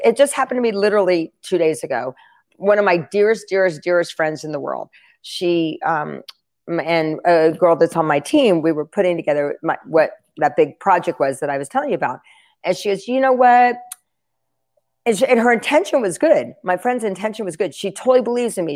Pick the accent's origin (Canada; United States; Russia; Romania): United States; Asheville, North Carolina; moved away; I'm from Asheville, North Carolina.